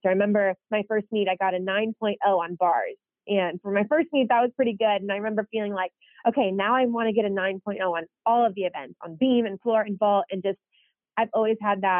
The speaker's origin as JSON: {"language": "English", "town": "DeWitt", "region": "Michigan", "country": "United States", "tie": "born or raised there", "moved": "yes", "said": "growing up in DeWitt was overall really awesome"}